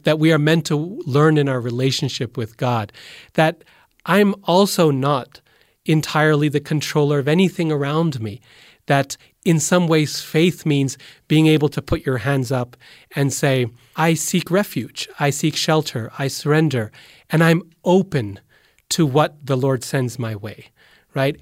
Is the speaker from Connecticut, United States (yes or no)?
no; Boise, Idaho, United States; I'm from Boise, which is 100% absolutely true. It's the earliest memories I have, and it's still home